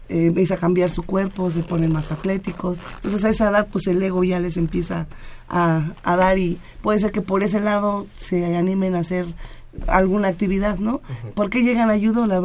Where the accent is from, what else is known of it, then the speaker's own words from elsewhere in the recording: Mexico City, Mexico; yo vengo de la Unidad Independencia, ahí lleva el judo más de 50 años, entonces como que ahí sí es obligatorio casi toda la comunidad ir y hacer, practicar judo.